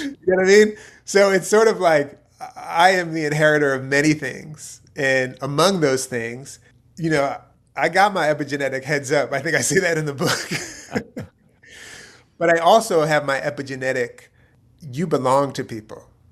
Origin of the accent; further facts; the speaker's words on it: outside of Philadelphia, Pennsylvania, United States; also born or lived in Youngstown, Ohio; I was born in Youngstown. My dad's from Youngstown. I grew up outside of Philadelphia.